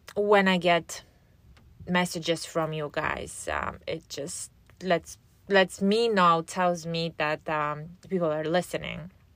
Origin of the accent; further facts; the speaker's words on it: Poland; moved away as an adult; now in United States; I was born and raised in Poland, and after graduating from high school, I moved here. to, um, to the States where I live now.